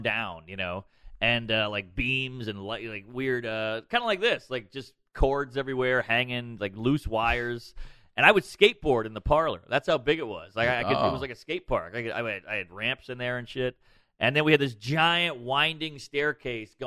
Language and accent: English; New Orleans, Louisiana, United States; I grew up in the Marigny, right outside the French Quarter